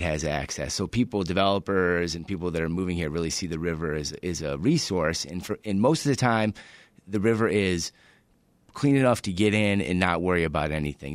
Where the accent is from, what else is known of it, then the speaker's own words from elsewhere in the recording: Michigan, United States; now in Chicago, United States; I grew up in Michigan, very close to the water